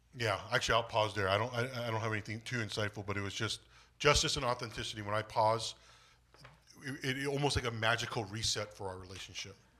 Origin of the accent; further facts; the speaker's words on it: United States; Korean is my ethnicity, American is my nationality, 'cause I'm a, I was born in the States.